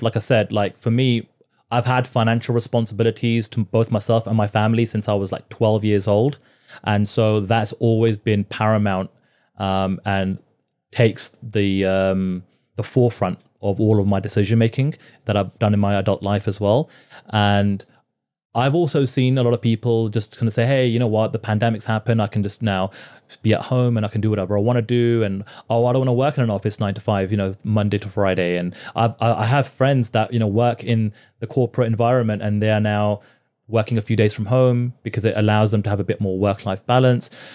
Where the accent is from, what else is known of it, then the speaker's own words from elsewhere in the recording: United Kingdom; moved away as an adult; now in Toronto, Canada; I'm a Brit and I kind of come from that kind of work culture